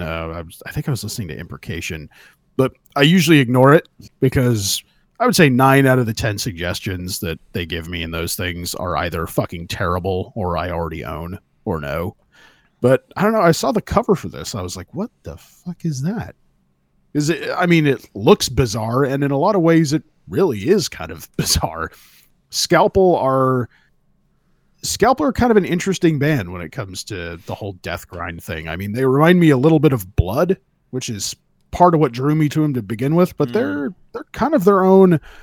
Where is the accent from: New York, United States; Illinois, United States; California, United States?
California, United States; where I grew up in California